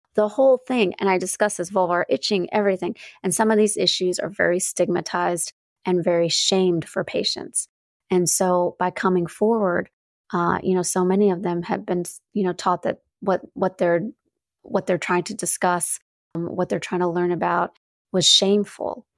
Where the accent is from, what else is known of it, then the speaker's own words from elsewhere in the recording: North Carolina, United States; now in Chicago, United States; I grew up in the South, in North Carolina.